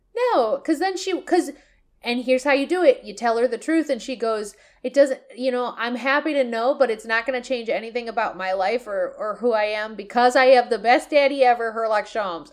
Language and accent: English; United States; me as an American